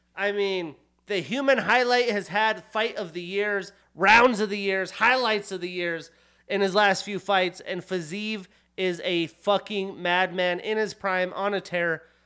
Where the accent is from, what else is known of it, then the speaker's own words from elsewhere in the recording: Pinedale, Wyoming, United States; moved away; as I was a child growing up in Pinedale, Wyoming